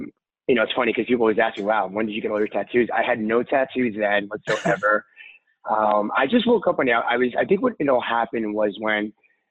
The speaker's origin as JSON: {"language": "English", "town": "New York City", "region": "New York", "country": "United States", "said": "I am from Brooklyn, New York"}